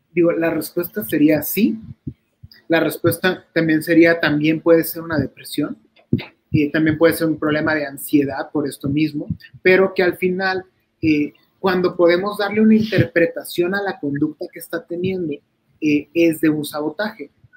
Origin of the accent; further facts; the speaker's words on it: La Paz, Baja California Sur, Mexico; moved away; Yo soy de La Paz, Baja California